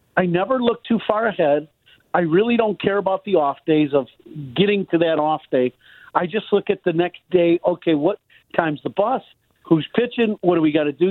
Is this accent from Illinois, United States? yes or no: yes; Chicago, Illinois, United States; growing up in Chicago, uh, my dad was a big sports fan